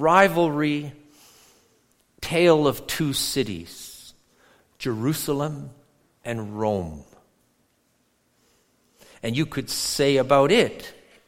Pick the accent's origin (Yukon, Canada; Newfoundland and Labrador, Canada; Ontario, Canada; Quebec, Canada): Ontario, Canada; near Toronto; moved away; also born or lived in Edmonton, Alberta; I grew up near Toronto